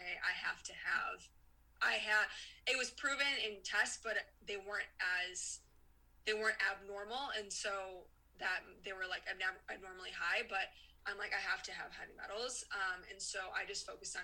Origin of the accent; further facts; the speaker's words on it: Chicago, Illinois, United States; I grew up in Chicago